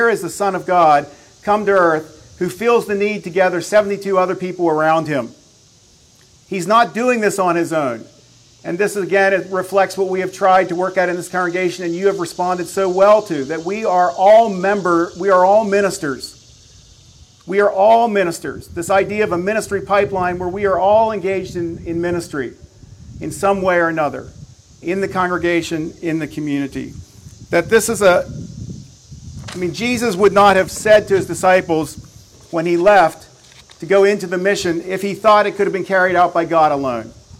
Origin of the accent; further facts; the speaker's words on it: Belleville, Pennsylvania, United States; moved away as an adult; now in Lancaster County, Pennsylvania, United States; Heidi and I went back to Belleville yesterday, where we love to go home